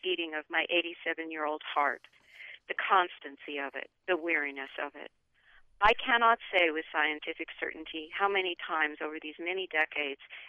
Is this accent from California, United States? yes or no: no; Los Alamos, New Mexico, United States; moved away; When I grew up in Los Alamos